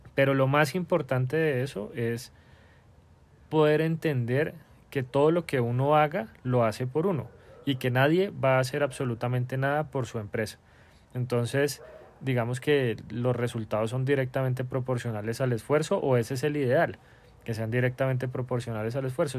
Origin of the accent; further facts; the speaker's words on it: Bogotá, Colombia; moved away as an adult; como todo buen bogotano